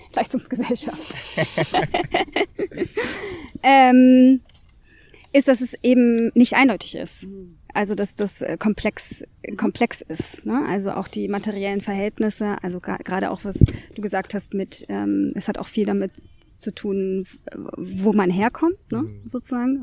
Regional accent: Nuremberg, Bavaria, Germany; ich bin geboren und aufgewachsen in Nürnberg, in Franken

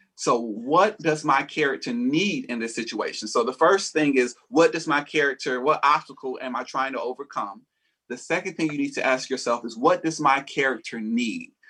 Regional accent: Atlanta, Georgia, United States; I am also from Atlanta, Georgia. I was born and raised here.

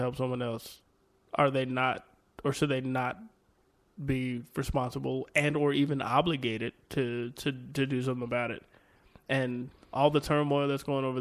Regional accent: United States; as an American

